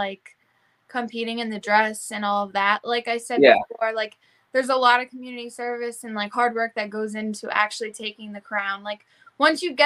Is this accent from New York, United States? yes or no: no; Connecticut, United States; I'm from Connecticut